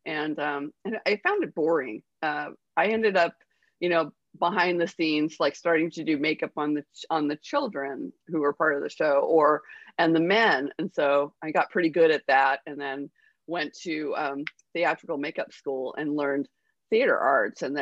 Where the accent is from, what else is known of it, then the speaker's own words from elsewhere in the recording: Honolulu, Hawaii, United States; moved away; I was born in Honolulu